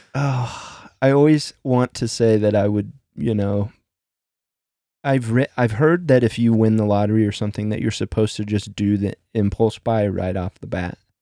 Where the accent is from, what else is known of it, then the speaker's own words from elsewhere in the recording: Midwest, United States; growing up in the Midwest